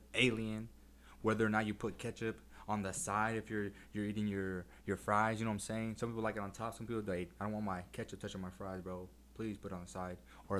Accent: El Centro, California, United States; moved away as an adult; now in San Diego, United States; born and raised in El Centro, California, went to Central Union High School.

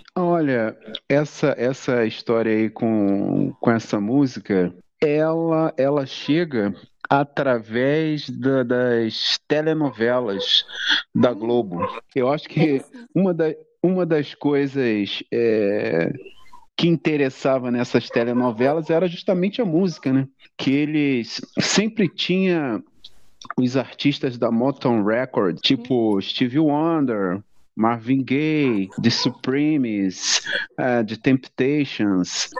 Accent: Belford Roxo, Rio de Janeiro, Brazil; Eu nasci lá na, na Areia Branca, que na época era Belfor Roxo, ou era Nova Iguaçu, pertencia ao município de Nova Iguaçu, a Baixada Fluminense

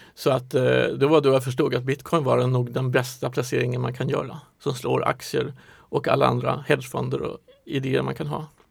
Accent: Stockholm, Stockholm County, Sweden; also born or lived in Norrland / Singapore; jag är född i Stockholm, har bott i Norrland ett tag

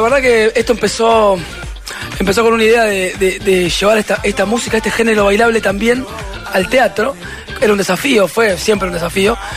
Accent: La Plata, Buenos Aires Province, Argentina; Nosotros somos de La Plata

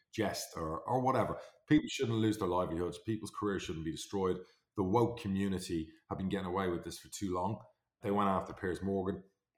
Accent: Ireland; I'm Irish.

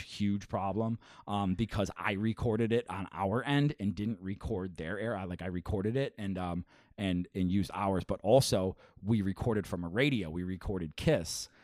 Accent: Buffalo, New York, United States; I grew up, I grew up on the Seneca side

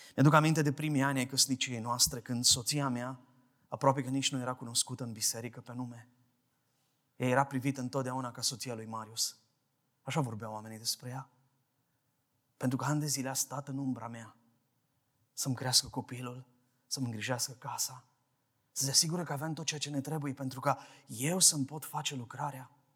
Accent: Brăila, Brăila County, Romania; de la Brăila vin

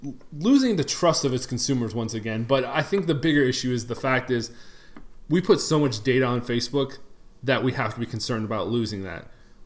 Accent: Detroit, Michigan, United States; moved away; I am originally from Detroit.

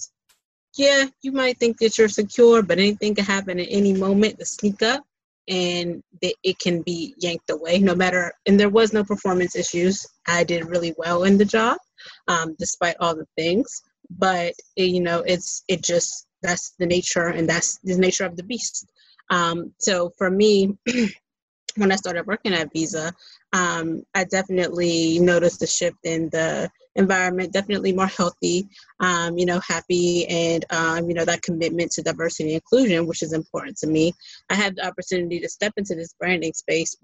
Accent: Pittsburgh, Pennsylvania, United States; I'm from Pittsburgh

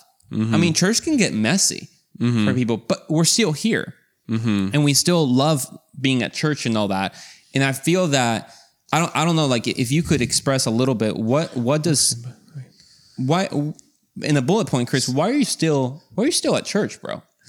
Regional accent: Mexico; moved away; So to give you some context is we grew up in Mexico, and there our parents have always been kind of part of the church when we came into the picture.

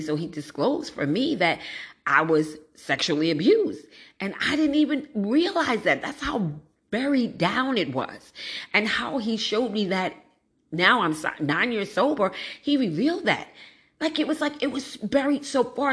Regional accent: New York City, New York, United States; moved away as an adult; also born or lived in East Orange, New Jersey; I grew up in Brooklyn

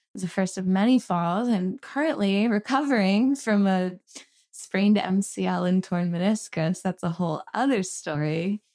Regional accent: Philadelphia, Pennsylvania, United States; moved away as an adult; also born or lived in Boston; now in Los Angeles, United States; I grew up right outside of Philadelphia in, it's called the Main Line

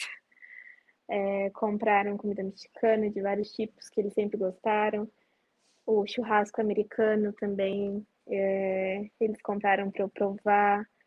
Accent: Vargem, São Paulo, Brazil; eu sou do interior de São Paulo, uma cidadezinha bem pequena chamada Vargem

